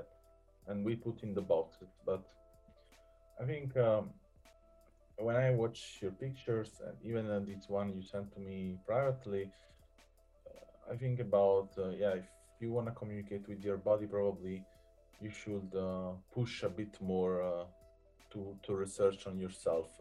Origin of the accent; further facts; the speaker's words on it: Southern Italy, Italy; moved away; I'm from South Italy